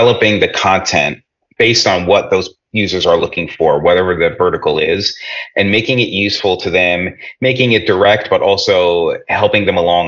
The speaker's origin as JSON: {"language": "English", "region": "New Jersey", "country": "United States", "tie": "born or raised there", "said": "as you might be able to tell by my accent, I grew up in the New York area, grew up in New Jersey"}